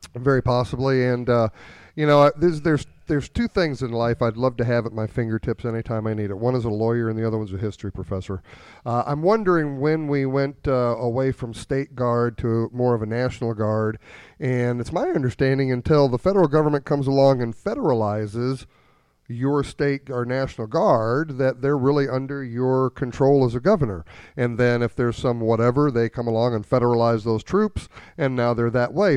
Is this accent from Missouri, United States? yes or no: yes; New Haven, Missouri, United States; I grew up down in Franklin County around, uh, New Haven, in between New Haven and Herman